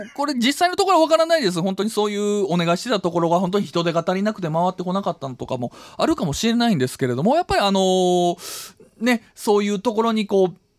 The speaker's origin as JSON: {"language": "Japanese", "region": "Wakayama", "country": "Japan", "tie": "born or raised there", "moved": "yes", "said": "僕は和歌山県出身なんですが"}